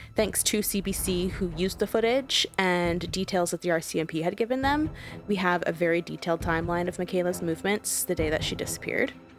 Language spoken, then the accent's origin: English; Canada; am Canadian